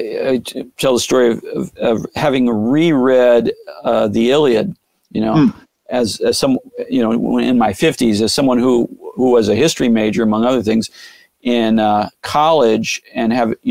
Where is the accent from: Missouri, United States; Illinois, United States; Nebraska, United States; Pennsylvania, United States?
Missouri, United States; St. Louis; I'm from St. Louis. I love St. Louis